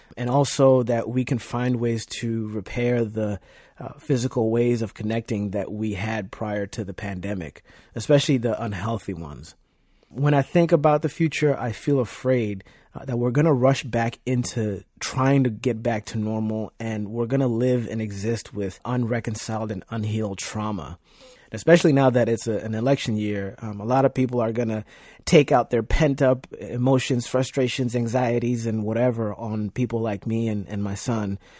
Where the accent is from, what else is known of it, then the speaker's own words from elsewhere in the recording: Nairobi, Kenya; also born or lived in Virginia; now in Leesburg, United States; I was born and raised in Nairobi, Kenya, and immigrated to Virginia with my family in two thousand one